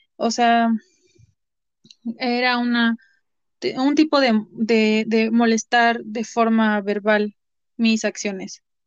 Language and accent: Spanish; Puebla, Mexico; soy de origen poblano, soy de Puebla, México.